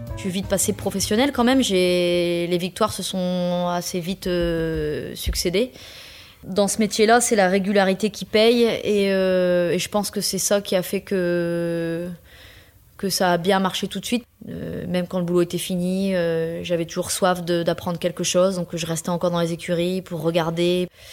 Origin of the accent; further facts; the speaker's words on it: Pas-de-Calais, Hauts-de-France, France; now in Rouvroy-en-Santerre, France; Je suis native du, du Pas-de-Calais